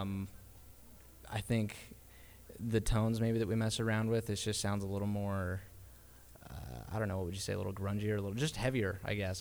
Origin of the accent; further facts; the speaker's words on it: Draper, Utah, United States; also born or lived in Sandy, Utah; We grew up in Draper